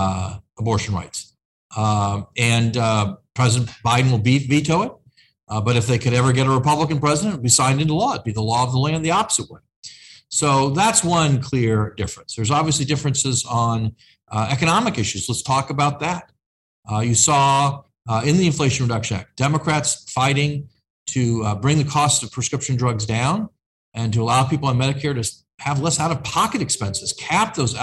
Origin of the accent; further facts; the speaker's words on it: Indiana, United States; now in Washington, United States; my home state's in Indiana